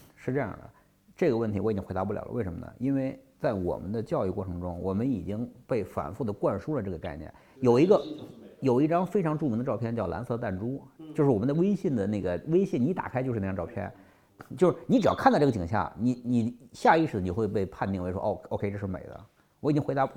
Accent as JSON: {"language": "Chinese", "region": "Qinghai", "country": "China", "tie": "born or raised there", "moved": "yes", "said": "我小时候是在青海长大的"}